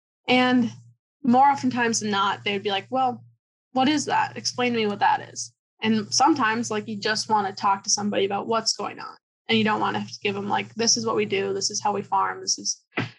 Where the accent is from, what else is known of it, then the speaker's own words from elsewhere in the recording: Randolph, Minnesota, United States; I grew up in Randolph, Minnesota. That's in Dakota County. I grew up on a 4th generation farm. We raised turkeys.